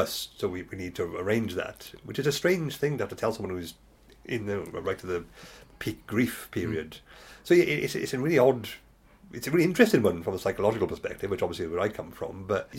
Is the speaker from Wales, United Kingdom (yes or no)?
yes; Wales, United Kingdom; I grew up in Magnan Valley just as the mines were shut down and I lived in the pub.